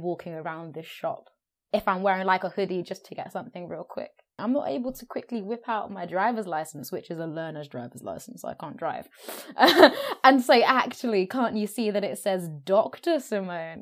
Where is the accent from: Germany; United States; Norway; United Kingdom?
United Kingdom; London; also born or lived in Brisbane, Australia / Hackney, East London; I grew up in South London as well